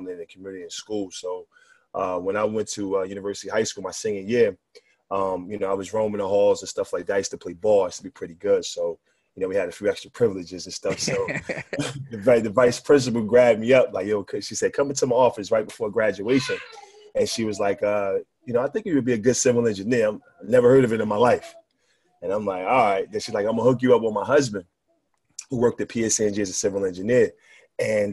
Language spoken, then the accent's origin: English; Newark, New Jersey, United States; I'm born and raised, man. I've been in Newark for about 37 years now